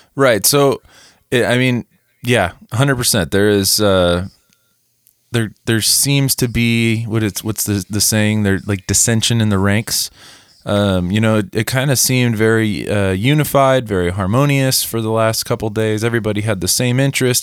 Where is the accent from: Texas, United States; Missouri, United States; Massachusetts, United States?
Missouri, United States; moved away; we are from Missouri